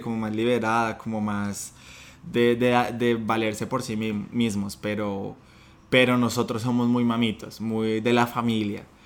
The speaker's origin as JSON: {"language": "Spanish", "country": "Colombia", "moved": "as an adult", "lives_now": "Sydney, Australia"}